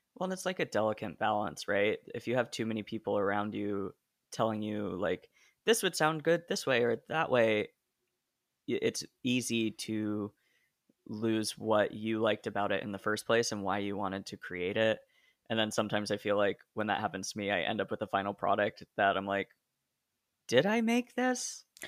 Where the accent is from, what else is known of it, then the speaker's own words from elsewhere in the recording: Hillsboro, Oregon, United States; I'm from Hillsboro.